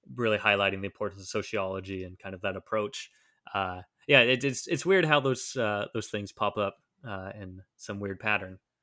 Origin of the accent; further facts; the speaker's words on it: Southeast Ohio, United States; moved away as an adult; also born or lived in Czech Republic / Washington, D.C. / North Carolina; now in Philadelphia, United States; I grew up in Southeast Ohio